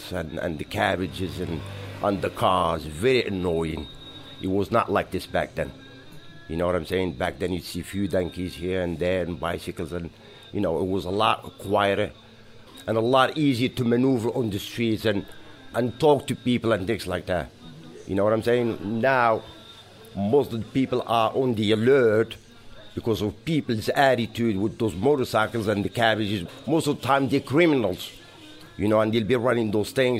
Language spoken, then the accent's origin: English; Marrakesh, Marrakesh-Safi, Morocco; English is a second language; moved away as an adult; also born or lived in New York, United States / Portland, Oregon, United States / Seattle, United States / Alaska, United States; A neighborhood called Sidi Ayoub. That's where I grew up until I became 20. And then I left Morocco.